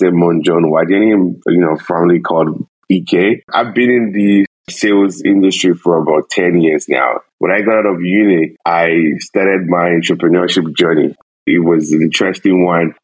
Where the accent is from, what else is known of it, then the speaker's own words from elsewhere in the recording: Nigeria; moved away as an adult; now in Canada; I'm originally from Nigeria